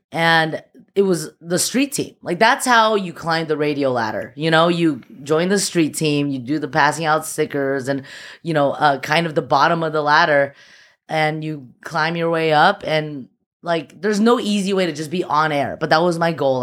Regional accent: Alhambra, California, United States; also born or lived in Shanghai, China / Temple City, California; I was born in Shanghai, and I, uh, moved to the U S when I was, like, four. I moved to Alhambra, the six two six

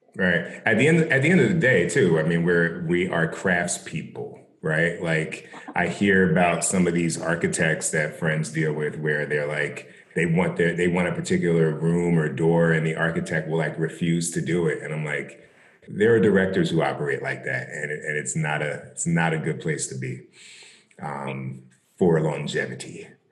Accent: South Orange, New Jersey, United States; I grew up in South Orange.

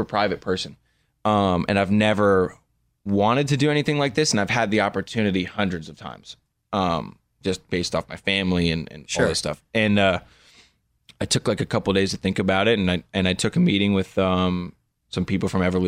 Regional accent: Malibu, California, United States; I grew up in Malibu

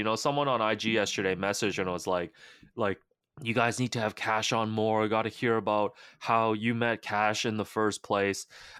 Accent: Markham, Ontario, Canada; Me as well, because I grew up in Markham, so I heard all the Woodbridge references.

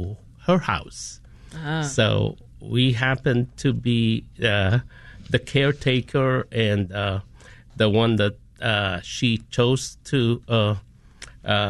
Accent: Philippines; moved away as an adult; also born or lived in United States; now in Chicago, United States; I am a first generation Filipino American, born and raised in the Philippines, but now have spent 2/3 of my time of my life here in the U.S.

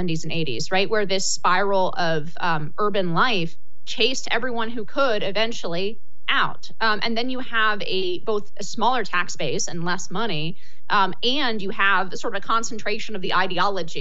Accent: United States; as an American

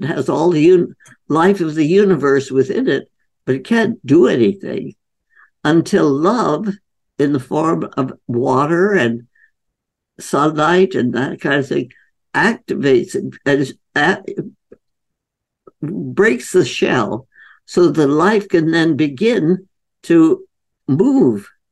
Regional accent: India; moved away; I was growing up in India

